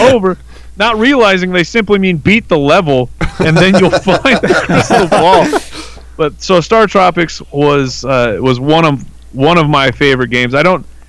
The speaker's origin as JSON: {"language": "English", "region": "Arizona", "country": "United States", "tie": "born or raised there", "also_born_or_lived": "California", "said": "I've been in Arizona uh, essentially my entire life except for about a year or two I lived in California, but born and raised here"}